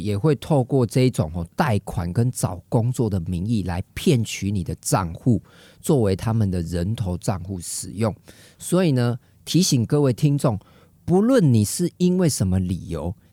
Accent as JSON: {"language": "Chinese", "country": "Taiwan", "said": "我们台湾人是用筷子吃饭"}